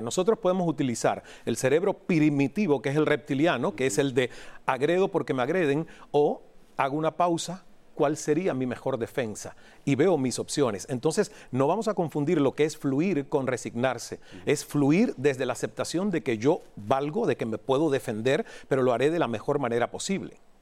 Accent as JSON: {"language": "Spanish", "country": "Cuba", "also_born_or_lived": "Toronto, Canada", "moved": "as an adult", "said": "a los 28 años me rompí cuando era mesero en Toronto, Canadá. Saliendo de Cuba"}